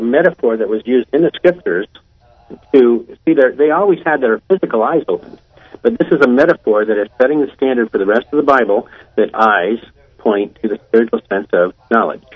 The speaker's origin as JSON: {"language": "English", "town": "Columbus", "region": "Ohio", "country": "United States", "said": "I'm from Columbus, Ohio."}